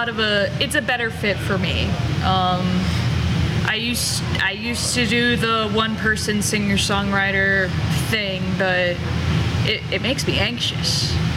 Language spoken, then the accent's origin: English; Oxford, Ohio, United States; And I'm from Oxford, Ohio. Those of you who know Miami University of Ohio, they were basically in my backyard. But it's sort of halfway between Dayton and Cincinnati.